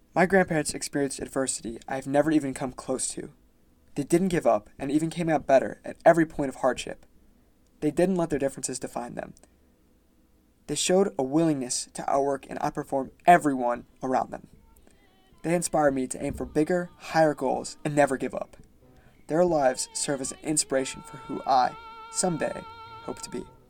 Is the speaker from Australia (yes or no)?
no; Pensacola, Florida, United States; I'm from Pensacola, Florida